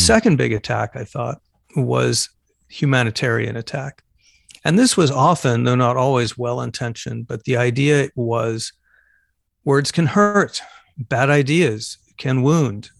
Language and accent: English; Phoenix, Arizona, United States; moved away; I'm originally from Phoenix, Arizona